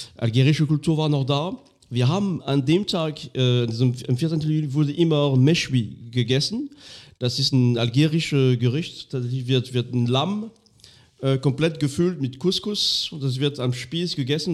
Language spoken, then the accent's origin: German; Lorraine, Grand Est, France; German is a second language; moved away; in dem ganz kleinen Minidorf, wo ich aufgewachsen bin. Ähm, irgendwo in Lothringen